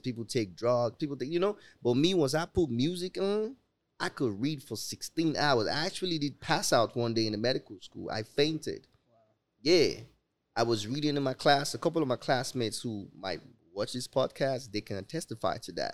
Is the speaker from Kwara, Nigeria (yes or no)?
no; Lagos, Nigeria; now in United States; I'm grateful to have been born in Africa.